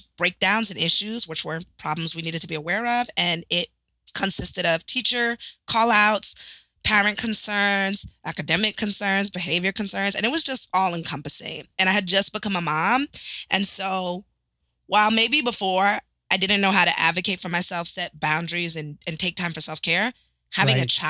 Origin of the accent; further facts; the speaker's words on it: East Providence, Rhode Island, United States; I am originally from East Providence, Rhode Island, super proud townie here